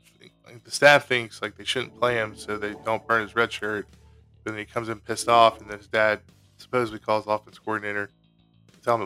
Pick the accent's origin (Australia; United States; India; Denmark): United States; Louisiana; we're from Louisiana